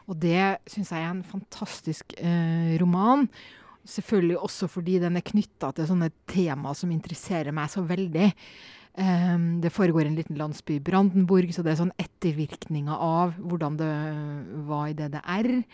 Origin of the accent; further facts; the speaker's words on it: Norway; also born or lived in Poland; hjemme i Norge